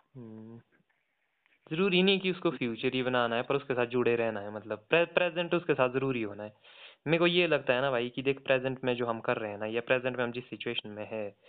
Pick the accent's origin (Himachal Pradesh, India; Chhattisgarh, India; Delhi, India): Himachal Pradesh, India; Kullu; also born or lived in Shimla; मैं कुल्लू से हूँ